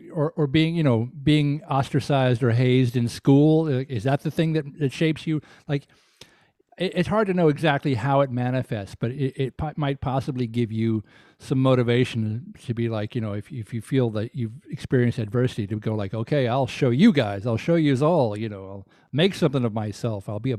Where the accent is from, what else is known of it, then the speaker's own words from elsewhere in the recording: Deep South, United States; with all the soul music records that I grew up in the Deep South, you know, I knew who … was.